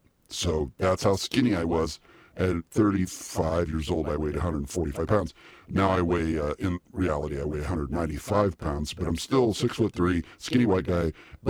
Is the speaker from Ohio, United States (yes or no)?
yes; Akron, Ohio, United States; Yeah, and I'm from Akron, Ohio.